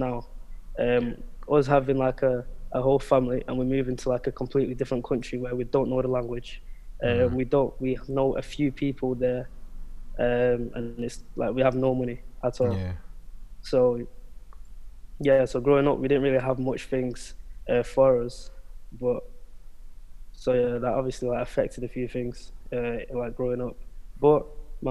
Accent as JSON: {"language": "English", "country": "United Kingdom", "tie": "born or raised there", "also_born_or_lived": "Angola / Portugal"}